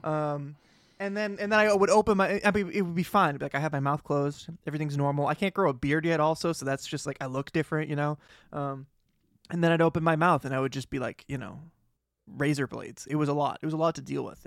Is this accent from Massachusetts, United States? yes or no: yes; Boston, Massachusetts, United States; accent: Boston; I do have a Boston accent